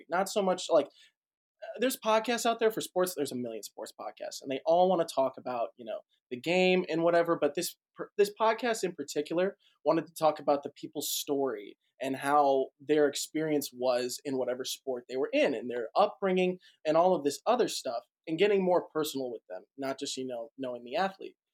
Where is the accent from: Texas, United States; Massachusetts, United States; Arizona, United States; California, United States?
Massachusetts, United States; Boston; also born or lived in St. Louis; now in Nashville, United States; So I am from Boston, Massachusetts originally. Parents moved to St. Louis, Missouri. From there, went to Middle Tennessee State University for college.